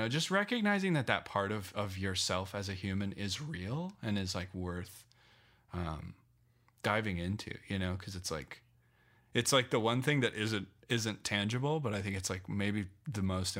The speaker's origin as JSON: {"language": "English", "town": "Loveland", "region": "Colorado", "country": "United States", "tie": "born or raised there", "also_born_or_lived": "Phoenix", "moved": "as an adult", "said": "Yeah. So I grew up in Loveland, until I was 18, and then I moved to Phoenix for 8"}